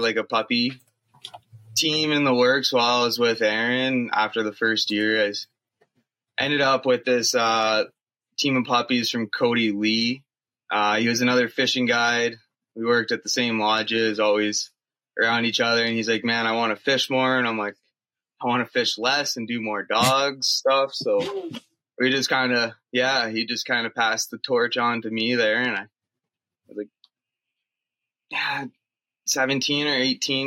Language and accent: English; Southern Ontario, Canada; moved away as an adult; also born or lived in Alberta / Northwest Territories; now in Yukon, Canada; I was born and raised in Southern Ontario